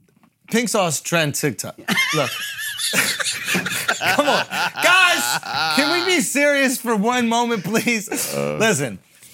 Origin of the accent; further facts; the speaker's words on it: New York, United States; Say, I'm not from New York. I'll give you some real pure New York racism. That's what I'll give you. Remind you where I'm from.